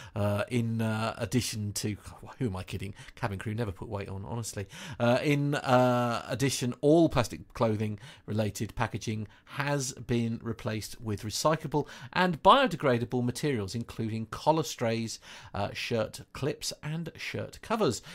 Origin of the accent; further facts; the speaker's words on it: United Kingdom; accent: British; my silly British accent